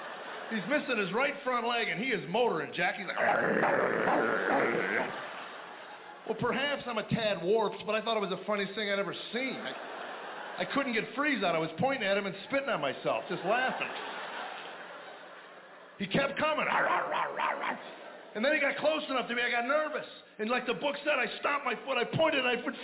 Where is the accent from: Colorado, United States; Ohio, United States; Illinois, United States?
Illinois, United States; Chicago; I grew up in Chicago. I thought I knew what winter was until I went to North Dakota.